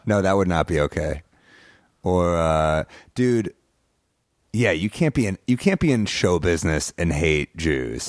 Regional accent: New York, United States; I'm a New Yorker

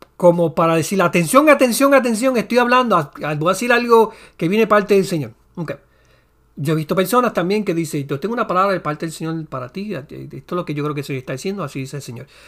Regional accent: Puerto Rico; soy puertorriqueño

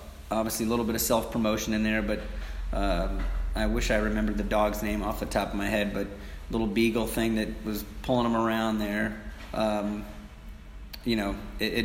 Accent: New York, United States; moved away as an adult; now in Knoxville, United States; we're both from New York

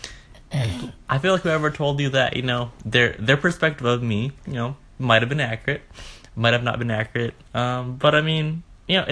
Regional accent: Orange County, California, United States; also born or lived in Bakersfield, California; I grew up in Orange County, and then moved to Bakersfield, graduated high school

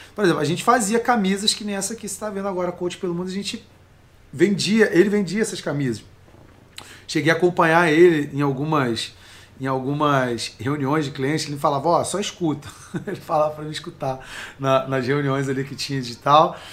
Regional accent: Nova Iguaçu, Rio de Janeiro, Brazil; Eu nasci lá em Nova Iguaçu, né, cara? Baixada Fluminense, Rio de Janeiro.

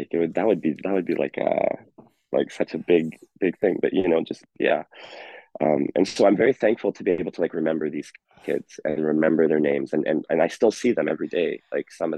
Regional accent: Bonnyville, Alberta, Canada; now in Edmonton, Canada; I grew up with in Iron River School, 100 students, such a small, tiny farming community

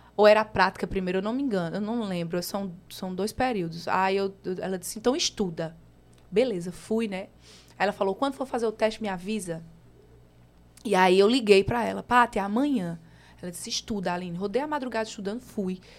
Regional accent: Campina Grande, Paraíba, Brazil; accent: nordestino; moved away as an adult; also born or lived in São Paulo; now in João Pessoa, Brazil; Sou, sou de Campina Grande, campinense. Nasci aí há 30 anos atrás

